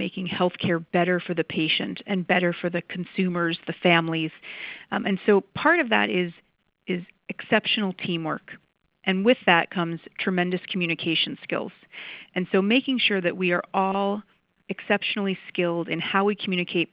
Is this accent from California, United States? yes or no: no; New York, United States; moved away as an adult; also born or lived in San Diego; now in St. Louis, United States; I'm originally from New York and grew up and did all of my schooling there